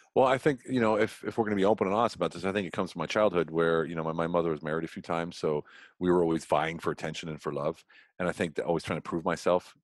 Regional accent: Central Pennsylvania, United States; moved away as an adult; now in Europe; I grew up in Pennsylvania, you know what I call Pennsylvania, Central mm-hmm. Pennsylvania

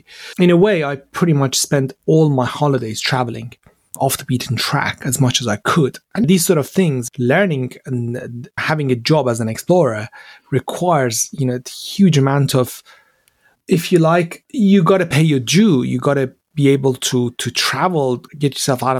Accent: Iran; English is a second language; moved away as an adult; now in London, United Kingdom; growing up in Iran

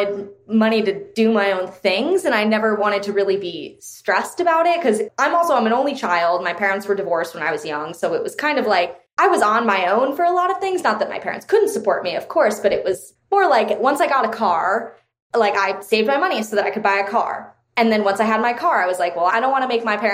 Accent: Connecticut, United States; I grew up in Connecticut, which is kind of like more well-off state

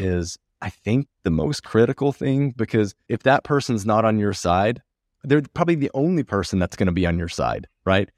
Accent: United States; moved away as an adult; now in Porto, Portugal; being an American living abroad

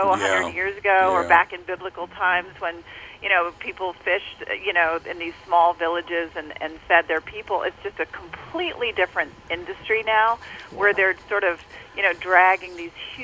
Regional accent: the South, United States; I grew up in the South eating burgers

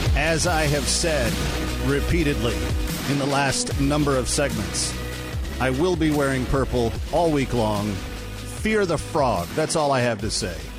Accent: Fort Worth, Texas, United States; my hometown, Fort Worth

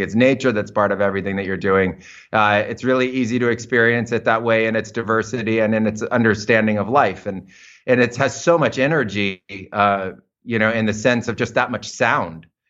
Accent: United States; moved away; I was growing up in American suburbia

